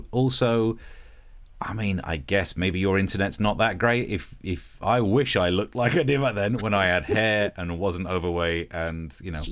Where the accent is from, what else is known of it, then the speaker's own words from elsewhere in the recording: East Midlands, United Kingdom; my my original accent's not that different to Yorkshire because although I'm from Nottinghamshire, I'm from the right at the top of it, so we sound a bit Yorkshirey.